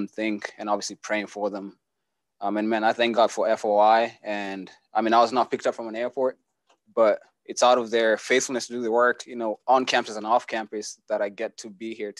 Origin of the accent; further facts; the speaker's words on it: Kenya; moved away as an adult; now in Kansas City, United States; I was born and raised in Kenya, lived there for 17 years